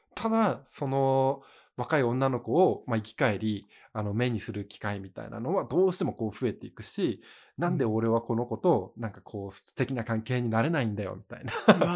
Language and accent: Japanese; Miyagi, Japan; 俺、宮城出身だけど